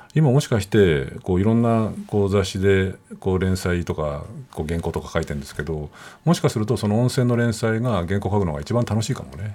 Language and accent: Japanese; Nagano, Japan; 僕、あの、長野の出身、信州の出身で